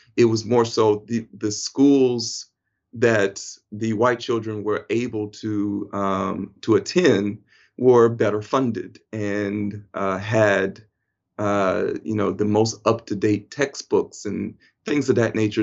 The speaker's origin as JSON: {"language": "English", "town": "Mount Vernon", "region": "Alabama", "country": "United States", "said": "I hail from Mount Vernon, Alabama, a small town in the state of Alabam-, Alabama in, in the United States of America."}